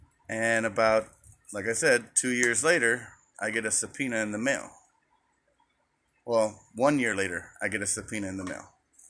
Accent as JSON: {"language": "English", "town": "Phoenix", "region": "Arizona", "country": "United States", "lives_now": "Glendale, United States"}